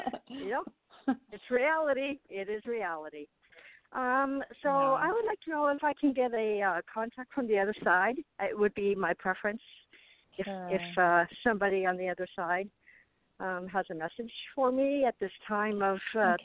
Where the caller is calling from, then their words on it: Arizona, United States; I'm calling from Arizona.